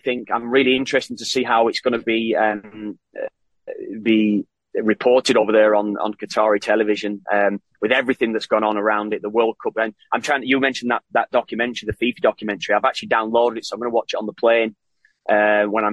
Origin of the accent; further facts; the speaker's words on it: Ireland; now in Canada; I'm Irish. I'm Irish.